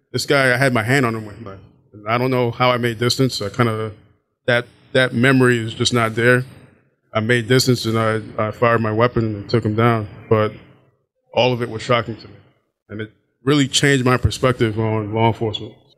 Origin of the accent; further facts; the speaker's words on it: New York City, New York, United States; moved away as an adult; also born or lived in Baltimore; I'm originally from Brooklyn, New York.